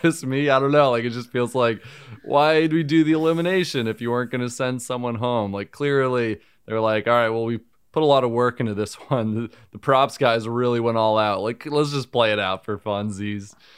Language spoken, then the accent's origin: English; Northeast, United States; I'm from the Northeast